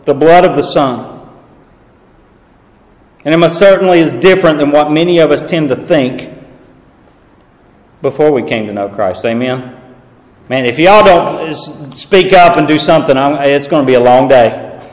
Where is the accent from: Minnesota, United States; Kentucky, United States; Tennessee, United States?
Tennessee, United States; East; accent: southern drawl; now in Illinois, United States; I am originally from East Tennessee